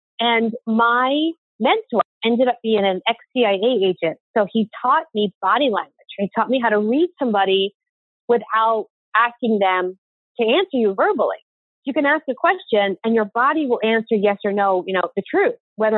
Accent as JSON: {"language": "English", "town": "Philadelphia", "region": "Pennsylvania", "country": "United States", "tie": "born or raised there", "said": "Pennsylvania, Philadelphia."}